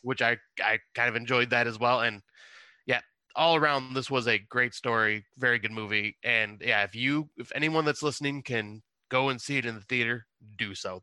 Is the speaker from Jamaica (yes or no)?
no; West Montrose, Ontario, Canada; the same Montrose I grew up